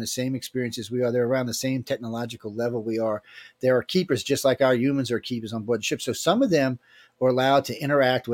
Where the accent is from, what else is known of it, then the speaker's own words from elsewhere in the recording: New Orleans, Louisiana, United States; I grew up in New Orleans